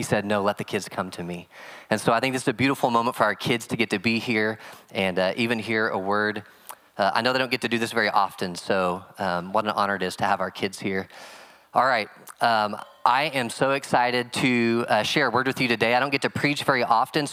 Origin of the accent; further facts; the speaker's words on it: Oklahoma, United States; I'm from Oklahoma